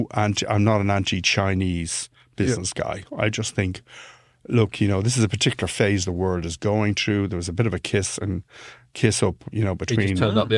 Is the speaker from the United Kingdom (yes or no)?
no; Ireland; I'm Irish, but he got that from the accent.